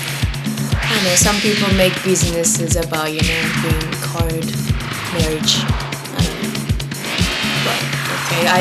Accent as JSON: {"language": "English", "region": "Tokyo", "country": "Japan", "also_born_or_lived": "New York City", "moved": "as an adult", "lives_now": "Berlin, Germany", "said": "I'm originally from Tokyo"}